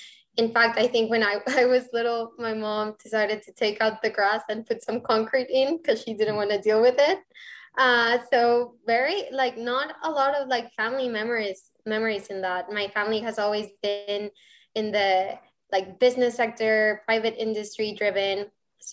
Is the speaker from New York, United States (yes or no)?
no; Rio Grande Valley, Texas, United States; English is a second language; also born or lived in Mexico City, Mexico / Arkansas, United States; So actually, I was born in Mexico City and I moved to the Rio Grande Valley, Texas when I was around 12 years old. And then 5 years later, I moved to Northwest Arkansas, and I lived in Arkansas for about 2 years.